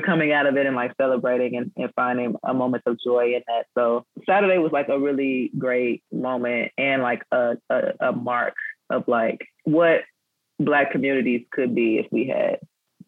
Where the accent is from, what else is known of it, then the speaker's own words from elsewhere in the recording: Chicago, Illinois, United States; growing up on the West Side of Chicago